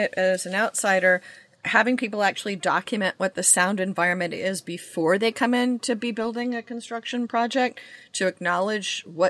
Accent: Bay Area, California, United States; moved away; I grew up in the Bay Area, and I lived in San Francisco when I was like in kindergarten.

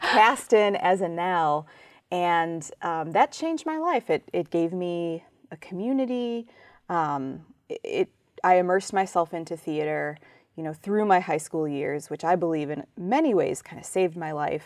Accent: Chicago, Illinois, United States; moved away; my, um, time as a young person growing up in Chicago

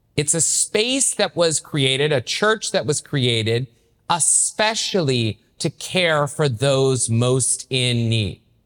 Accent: Knoxville, Tennessee, United States; also born or lived in Maryville, Tennessee; now in South Bend, United States; I grew up in Knoxville, Tennessee, so I'm a Southern Catholic myself

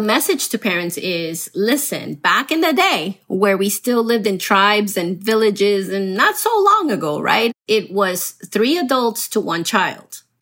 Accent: Miami, Florida, United States; also born or lived in Colombia; I grew up in Miami, so I'm also a Miami girl

